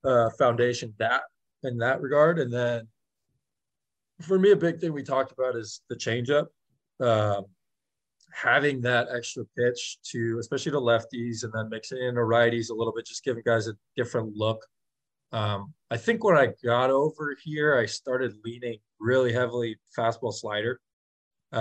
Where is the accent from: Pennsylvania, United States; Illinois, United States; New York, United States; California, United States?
California, United States; San Francisco; moved away as an adult; now in Toronto, Canada; I'm from San Francisco